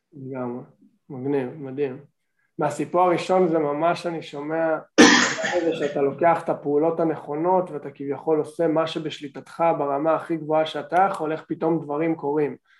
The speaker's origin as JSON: {"language": "Hebrew", "country": "Canada", "moved": "as an adult", "lives_now": "Israel", "said": "אני מקנדה, אני הייתי בקנדה 14 שנה בתיכון ובקולג'ים"}